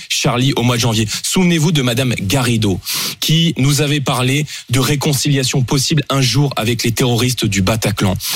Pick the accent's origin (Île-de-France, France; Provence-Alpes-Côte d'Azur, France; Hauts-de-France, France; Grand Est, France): Île-de-France, France; Seine-Saint-Denis; j'ai grandi en Seine-Saint-Denis